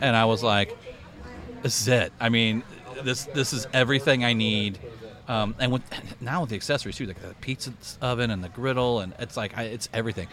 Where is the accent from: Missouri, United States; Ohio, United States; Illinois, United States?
Illinois, United States; Belleville; I was born in Belleville, Illinois